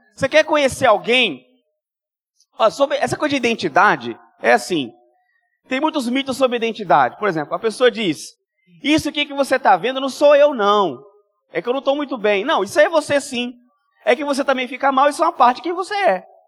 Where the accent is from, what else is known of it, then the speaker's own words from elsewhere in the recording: Minas Gerais, Brazil; now in Espírito Santo, Brazil; eu sou mineiro